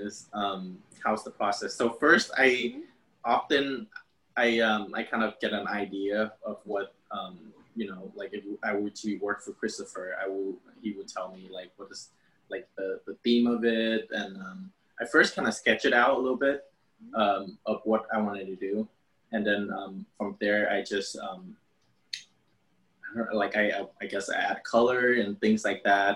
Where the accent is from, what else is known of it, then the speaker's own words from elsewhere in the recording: Vietnam; now in United States; I grew up in, I grew up in Vietnam